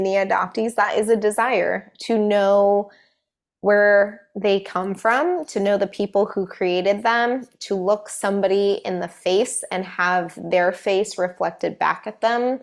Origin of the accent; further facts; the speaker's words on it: Colorado, United States; now in Seattle, United States; we grew up in Colorado where my mom's like our extended family was all back here in Seattle